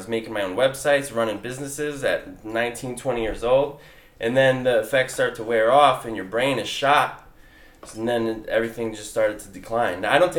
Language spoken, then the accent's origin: English; Connecticut, United States